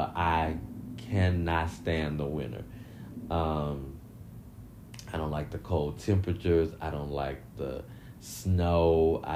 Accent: Midwest, United States; And I was born and raised in the Midwest.

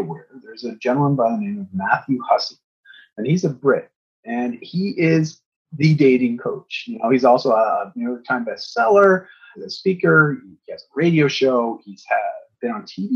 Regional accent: Canada; I'm from Canada

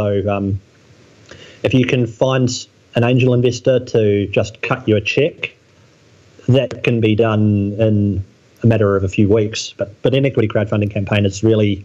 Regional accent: New Zealand; I grew up in New Zealand, which is a little corner of the world, which is very beautiful

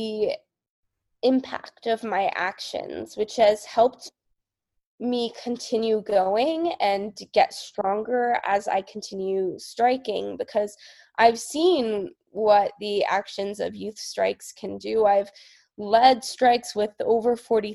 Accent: Marin County, California, United States; I was kind of the only one from my community of Marin County, which is across the bridge from San Francisco

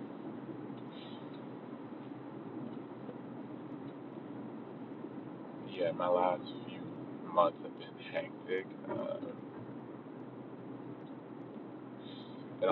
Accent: Long Beach, California, United States; I'm from Long Beach, California

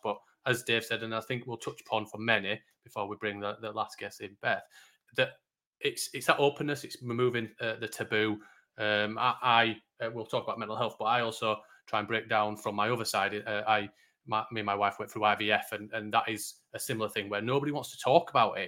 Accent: Yorkshire and the Humber, United Kingdom; I'm a Yorkshireman.

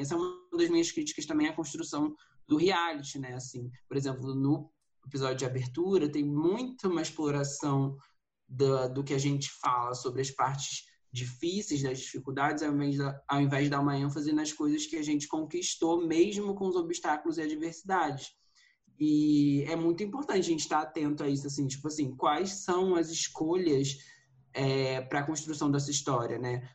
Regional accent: Rio de Janeiro, Brazil; moved away as an adult; now in São Paulo, Brazil; sou do Rio de Janeiro, me mudei aqui para São Paulo tem uns dois anos

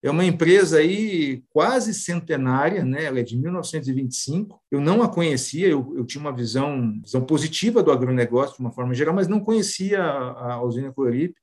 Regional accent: São Paulo, Brazil; nasci em São Paulo

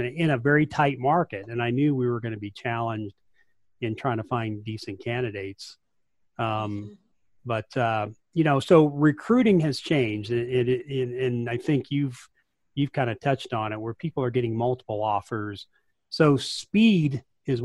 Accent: rural West Texas, United States; I'm from rural West Texas

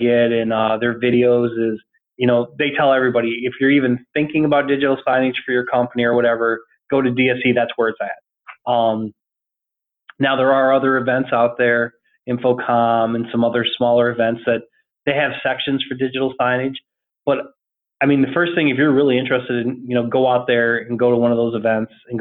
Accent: Iowa, United States; moved away as an adult; now in Orlando, United States; I'm originally from Iowa. I live in Orlando. I lived here like 20 years now.

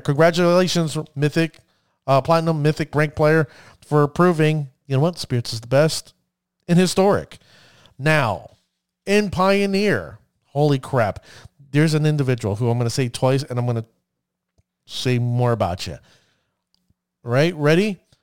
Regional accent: United States; I'm an American

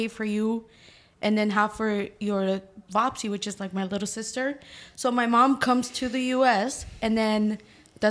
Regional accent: Georgia, United States; also born or lived in Honduras; I'm from Honduras, born and raised there till I was 7. Then I was brought over by my mom, who at the time was a single mom. And then we've lived in Georgia ever since, and I've never lived in another state

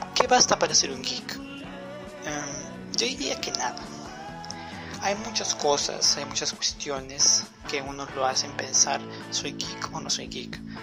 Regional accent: Peru; mi país. En Perú

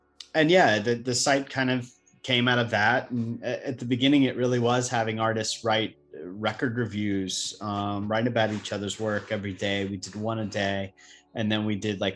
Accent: North Carolina, United States; also born or lived in New York; now in Charleston, United States; I'm actually originally from North Carolina

